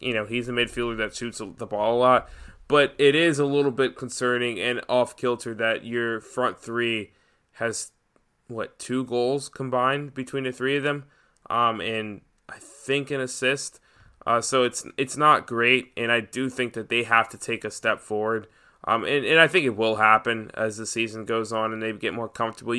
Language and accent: English; Atlanta, Georgia, United States; I'm from Atlanta